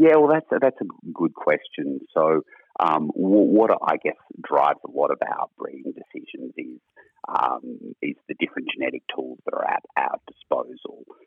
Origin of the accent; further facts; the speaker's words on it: New England, New South Wales, Australia; I was um, born and raised in New England